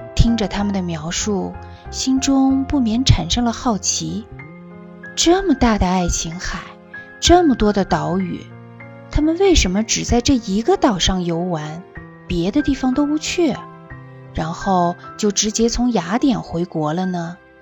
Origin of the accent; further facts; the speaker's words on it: China; 我们来自中国